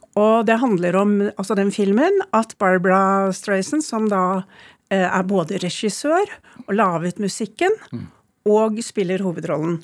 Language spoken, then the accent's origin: Norwegian; Oslo, Norway; born or raised there; also born or lived in Sweden